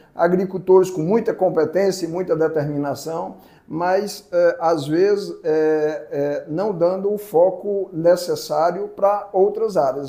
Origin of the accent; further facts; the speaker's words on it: Fortaleza, Ceará, Brazil; moved away; also born or lived in Mato Grosso; eu sou cearense, né? eu, sou, eu sou nascido no interior do Ceará, mas muito novo fui morar em Fortaleza